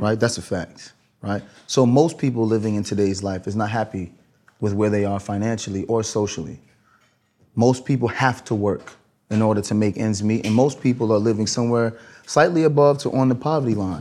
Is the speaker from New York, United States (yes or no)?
yes; New York City, New York, United States; I'm a kid from Brooklyn.